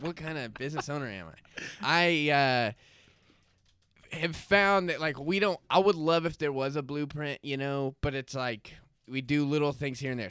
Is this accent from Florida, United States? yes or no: yes; Florida, United States; moved away; I grew up in Florida, went to S N U, and, um, got trapped here, landlocked